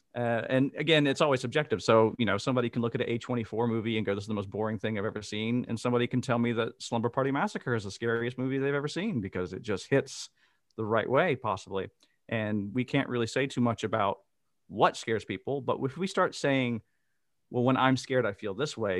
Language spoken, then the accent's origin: English; Mississippi, United States; moved away as an adult; now in Amsterdam, Netherlands; I am originally from Mississippi, And I now live in Amsterdam in the Netherlands.